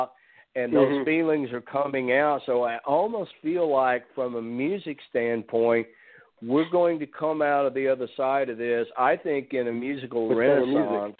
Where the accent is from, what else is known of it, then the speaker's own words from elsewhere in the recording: Nashville, Tennessee, United States; my hometown of Nashville